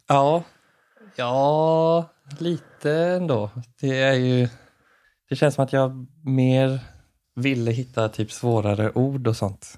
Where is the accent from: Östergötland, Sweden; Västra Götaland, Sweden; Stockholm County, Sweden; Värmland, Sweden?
Västra Götaland, Sweden; Jönlanda; moved away; hemma i Jönlanda